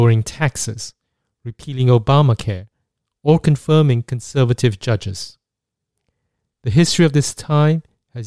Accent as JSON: {"language": "English", "country": "Singapore", "tie": "born or raised there", "said": "Growing up in Singapore"}